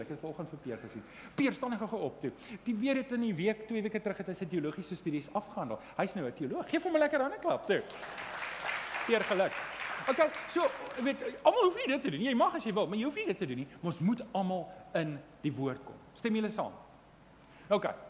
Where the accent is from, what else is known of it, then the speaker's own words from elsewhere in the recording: Johannesburg, Gauteng, South Africa; Ek kom van Johannesburg af